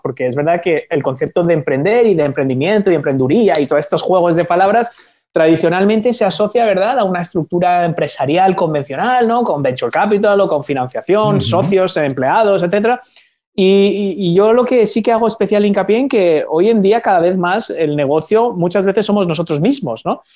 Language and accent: Spanish; Spain; yo soy de España